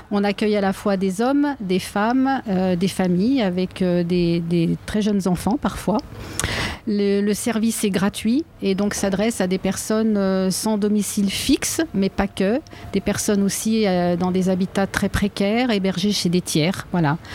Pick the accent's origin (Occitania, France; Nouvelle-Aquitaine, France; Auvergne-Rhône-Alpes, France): Auvergne-Rhône-Alpes, France; Lyon; dire aussi qu'on est lyonnais.